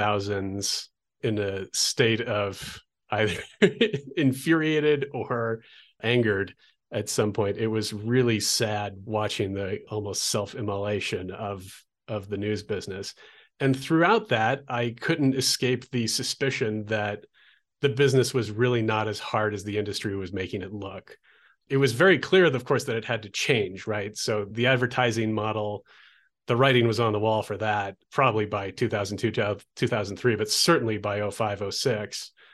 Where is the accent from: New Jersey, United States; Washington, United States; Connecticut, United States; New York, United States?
Washington, United States; Olympia; So that led to a multi-year internship at a college radio station where I grew up in Olympia, Washington.